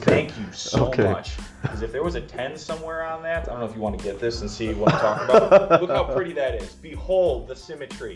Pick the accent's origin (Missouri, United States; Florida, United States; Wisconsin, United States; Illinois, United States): Illinois, United States; Chicago; I'm from Chicago